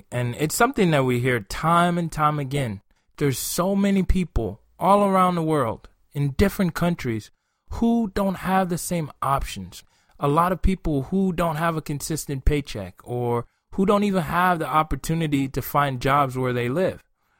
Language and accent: English; Nigeria; moved away; growing up in Nigeria